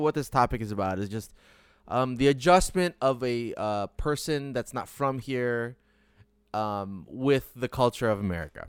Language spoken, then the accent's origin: English; Detroit, Michigan, United States; moved away; also born or lived in Chicago; growing up in Detroit